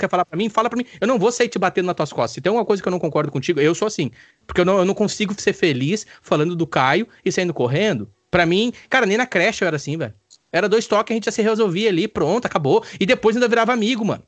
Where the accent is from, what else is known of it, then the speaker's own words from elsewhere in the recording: Brazil; eu como brasileiro